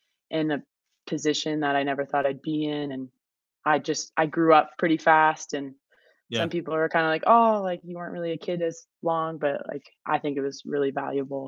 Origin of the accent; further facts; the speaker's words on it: United States; also born or lived in Vermont / New York; now in Park City, United States; I'm from Vermont and New York